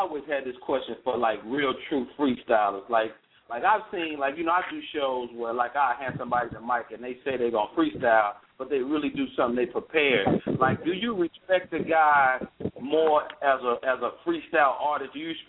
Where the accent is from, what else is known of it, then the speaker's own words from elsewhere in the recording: Chicago, Illinois, United States; also born or lived in Monroe, Louisiana / Bay Area; Like, I'm from Chicago. I finished high school in Monroe, Louisiana.